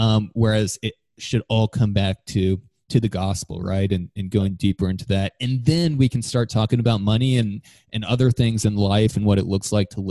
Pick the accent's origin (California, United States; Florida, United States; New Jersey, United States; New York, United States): Florida, United States; I grew up in Florida